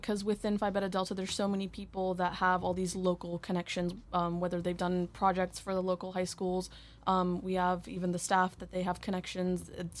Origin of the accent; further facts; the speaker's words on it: India; born there; also born or lived in United States; I was born in India.